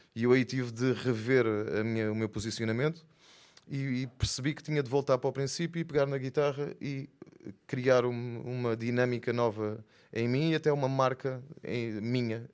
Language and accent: Portuguese; Faro, Algarve, Portugal; also born or lived in Lisbon / Minho / Angola (ancestry); E nasci em Lisboa, mas foi rápido também, estive só lá dois anos. Depois morei no Minho até aos nove e aos nove vim para Faro. Então sou mais farense do que tudo o resto